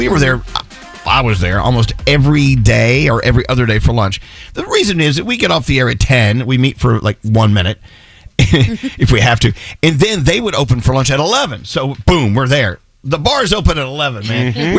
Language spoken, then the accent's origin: English; Texas, United States; Okay, well, see, I'm being from Texas, you know, pasta was not, you know, number one as far as the cuisine known from our region. We ate steaks.